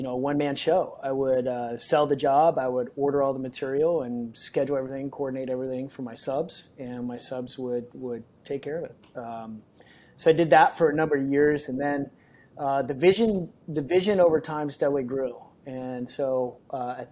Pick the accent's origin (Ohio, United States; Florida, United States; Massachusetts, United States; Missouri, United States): Missouri, United States; Kansas City; moved away as an adult; now in San Diego, United States; I moved from Kansas City, that's where I grew, spent a lot of time there, probably 24 years of my life in Kansas City